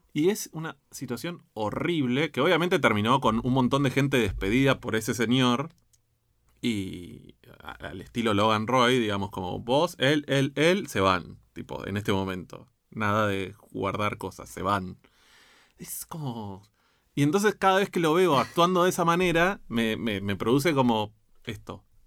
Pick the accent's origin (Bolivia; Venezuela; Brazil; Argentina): Argentina; como argentino